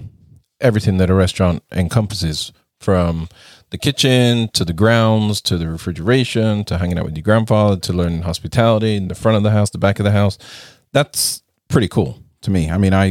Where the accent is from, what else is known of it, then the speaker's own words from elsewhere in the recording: England, United Kingdom; When we were kids growing up in England, we were kind of like latchkey kids.